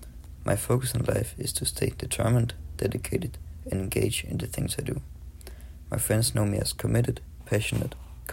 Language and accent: English; Denmark; a 17-year-old boy who was born and raised in Denmark.